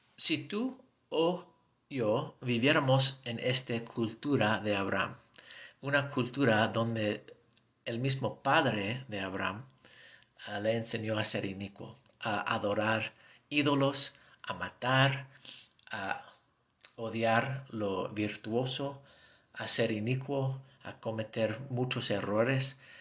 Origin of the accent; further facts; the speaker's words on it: United States; accent: gringo; Spanish is a second language; tengo mi acento gringo